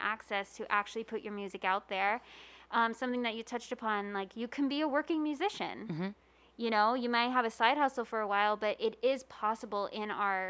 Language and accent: English; Long Island, New York, United States; moved away as an adult; also born or lived in Queens, New York; now in Las Vegas, United States; I'm from Long Island. I was living in Queens.